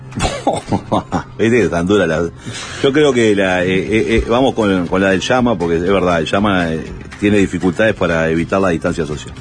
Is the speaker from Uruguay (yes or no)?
yes; Montevideo, Uruguay; yo vengo de la Gruta de Lourdes